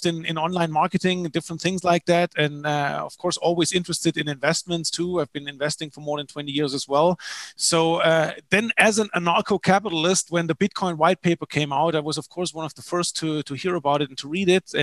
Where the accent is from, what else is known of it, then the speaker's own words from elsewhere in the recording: Germany; moved away as an adult; also born or lived in Paraguay; I'm originally from Germany, as you can probably hear.